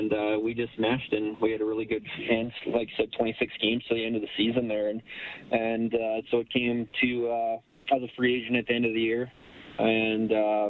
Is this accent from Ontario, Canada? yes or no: no; Provost, Alberta, Canada; I played my midget hockey back in my hometown or my small town that I grew up in, Provost, Alberta